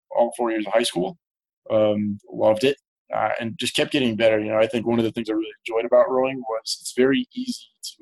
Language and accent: English; Columbus, Ohio, United States; also born or lived in Hartford, Connecticut; So I was born in Columbus, Ohio, 1990. Great place to grow up. When I was in, I'll say, first grade, the family actually moved to Hartford, Connecticut. And so I grew up right outside Hartford until middle school. And then we moved back to Columbus and have been here since.